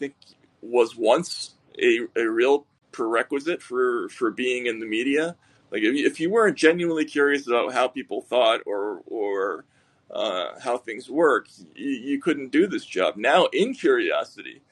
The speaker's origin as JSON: {"language": "English", "town": "Boston", "region": "Massachusetts", "country": "United States", "said": "we're both from Boston. We have some shared roots."}